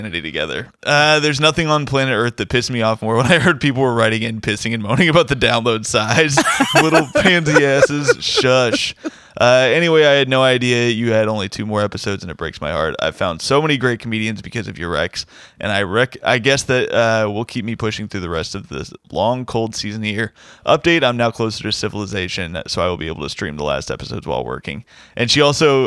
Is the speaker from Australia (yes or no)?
no; Indiana, United States; he's a fellow Indiana man. So two Indiana comics